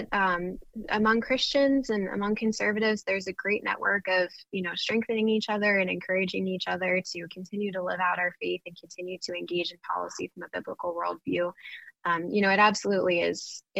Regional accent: Pennsylvania, United States; I'm from Pennsylvania, which is more of one of those purple mid-ground states

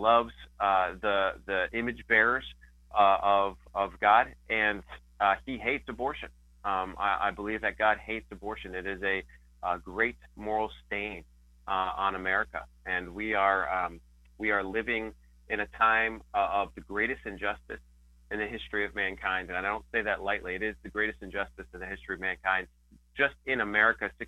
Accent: Rochester, New York, United States; Is based in Rochester, New York, where I live with my wife and four young children

